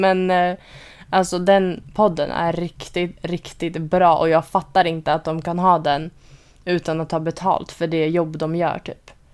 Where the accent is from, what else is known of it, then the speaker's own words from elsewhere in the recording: Sweden; now in Orange County, United States; vi bor här som alltså svenskar